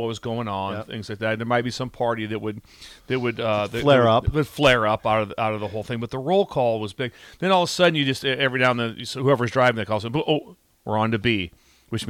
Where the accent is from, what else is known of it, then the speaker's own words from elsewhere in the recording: Pender, Nebraska, United States; I'm from Pender.